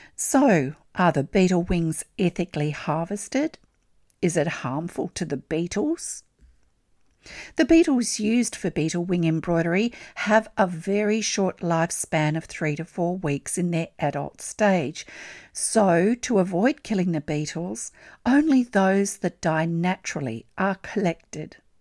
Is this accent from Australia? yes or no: yes; Australia; I'm an Australian textile artist